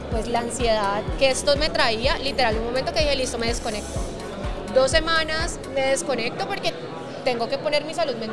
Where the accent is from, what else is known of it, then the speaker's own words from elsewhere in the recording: Cali, Valle del Cauca, Colombia; De Cali, pero